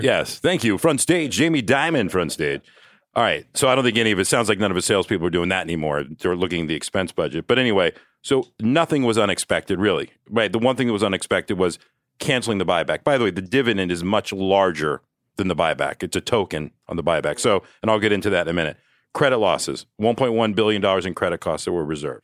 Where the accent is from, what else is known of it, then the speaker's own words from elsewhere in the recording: Athens, Georgia, United States; I'm from Athens, Georgia